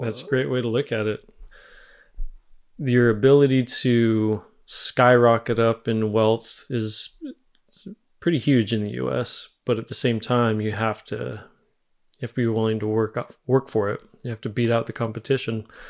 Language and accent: English; United States; moved away as an adult; now in Germany